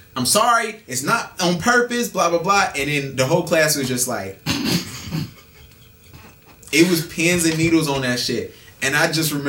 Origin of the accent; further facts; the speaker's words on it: Charlotte, North Carolina, United States; I'm from Charlotte